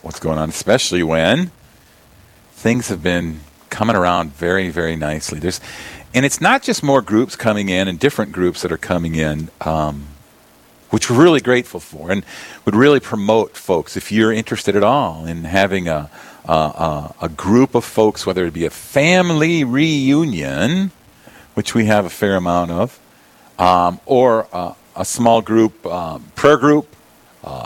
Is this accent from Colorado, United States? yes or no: no; Yankton, South Dakota, United States; I'm from Yankton